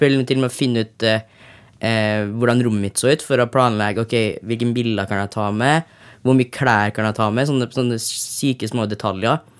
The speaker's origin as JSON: {"language": "Norwegian", "town": "Trondheim", "region": "Trøndelag", "country": "Norway", "said": "Jeg kommer fra Trondheim"}